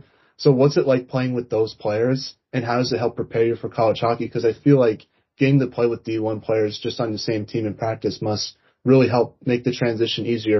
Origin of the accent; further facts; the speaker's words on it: East Coast, United States; I'm from the East Coast as well